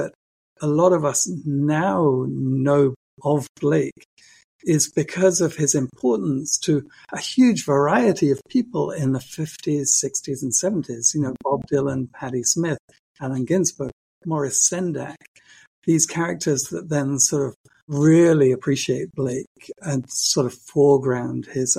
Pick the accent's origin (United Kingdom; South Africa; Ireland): United Kingdom; as a Brit